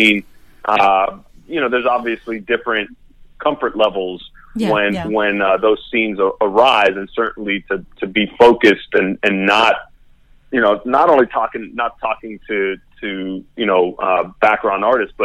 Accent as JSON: {"language": "English", "town": "Miami", "region": "Florida", "country": "United States", "tie": "born or raised there", "also_born_or_lived": "New York", "moved": "as an adult", "said": "I grew up in Miami. I'm Miami born and raised. I didn't move out of Miami until graduate school"}